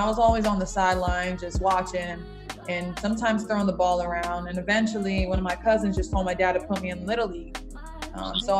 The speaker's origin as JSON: {"language": "English", "town": "St. Cloud", "region": "Florida", "country": "United States", "tie": "born or raised there", "also_born_or_lived": "Babylon, Long Island, New York", "moved": "as an adult", "lives_now": "Philadelphia area, United States", "said": "I'm from Florida, Central Florida, but I was born in Long Island, Deer Park, Babylon, Long Island, and moved to Florida, St. Cloud, Orlando, to be exact, when I was about 7 years old."}